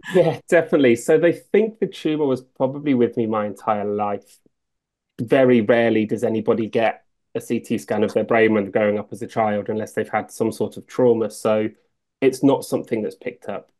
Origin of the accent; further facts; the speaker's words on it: Northamptonshire, East Midlands, United Kingdom; I grew up in Northamptonshire